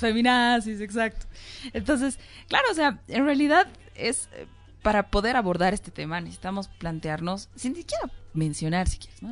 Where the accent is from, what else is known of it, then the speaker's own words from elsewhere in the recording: Bolivia; como ciudadanas, como bolivianas, como jóvenes